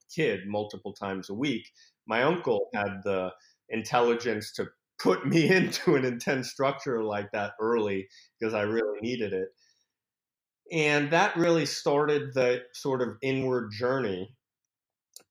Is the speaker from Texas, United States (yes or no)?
no; New York City, New York, United States; moved away as an adult; also born or lived in Paris, France / Berkeley; now in San Francisco, United States; Only till I was 2. I came over when I was 2 with my parents, and we settled in New York City, and that's pretty much where I grew up